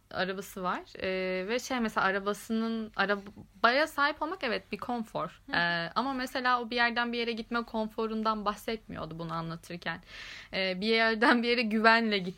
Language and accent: Turkish; Ankara, Turkey; ben Ankaralıyım falan ayağına hemen e, bürünüyorum